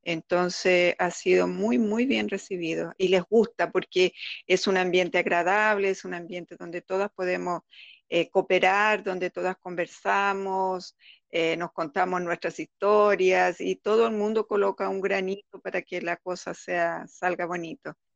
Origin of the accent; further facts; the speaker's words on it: Chile; moved away; nos vinimos de Chile de una época muy difícil